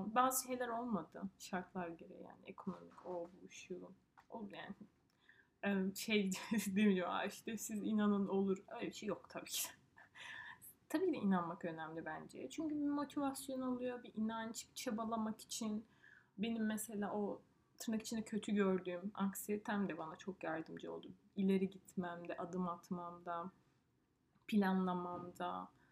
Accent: Turkey; moved away as an adult; also born or lived in northern Italy; now in Italy

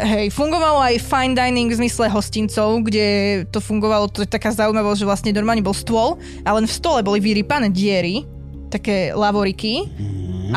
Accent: central Slovakia, Slovakia; moved away as an adult; now in eastern Slovakia; Ako ja originál nie som z východu, len tam prebývam posledných 9 rokov, ale ja som zo stredného Slovenska

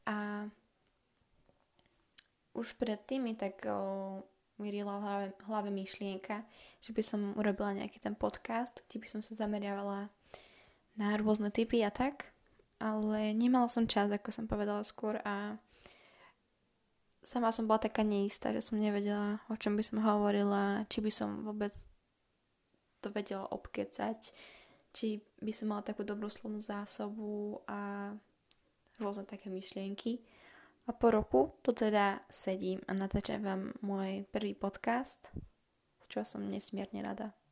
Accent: Slovakia; a pochádzam zo Slovenska, čo už môžete počuť, pretože hovorím po slovensky.

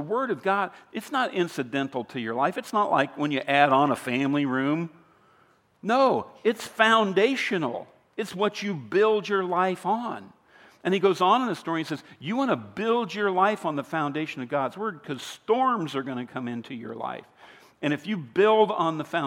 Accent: Iowa, United States; I grew up in Iowa. I grew up in a town of about 302 people.

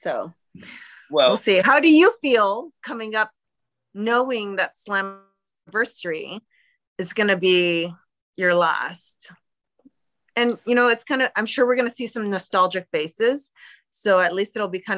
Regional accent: Toronto, Ontario, Canada; a fellow Canadian, Torontonian.

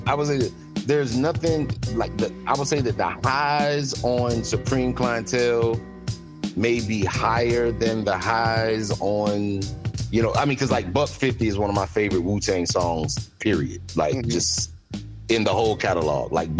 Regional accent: the South, United States; I'm just like, I'm from the South.

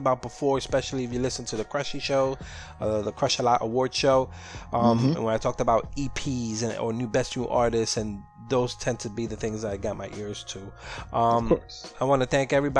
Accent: New York City, New York, United States; I'm from Sunset Park, Brooklyn.

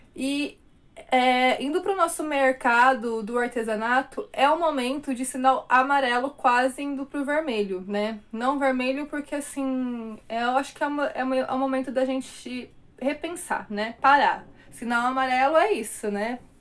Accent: Brazil; Nós somos brasileiros

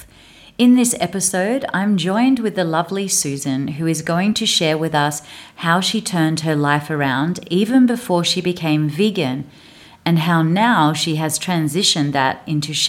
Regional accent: Australia; moved away; also born or lived in India; As an Australian

